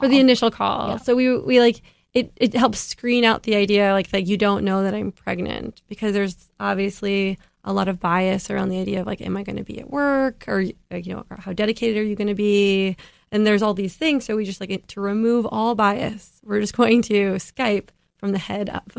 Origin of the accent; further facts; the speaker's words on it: Midwest, United States; I grew up in the Midwest